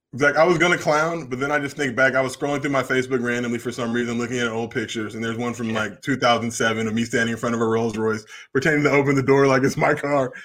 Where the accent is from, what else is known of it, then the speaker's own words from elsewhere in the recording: New Jersey, United States; moved away; also born or lived in Los Angeles; I was born in Jersey